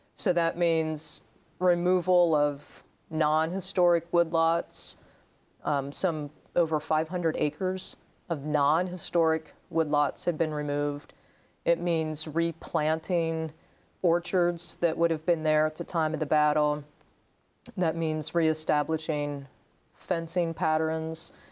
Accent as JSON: {"language": "English", "region": "Maryland", "country": "United States", "tie": "born or raised there", "also_born_or_lived": "Meyersdale, Pennsylvania", "said": "my family moved over to Maryland. So I grew up about two hours from the Gettysburg battlefield"}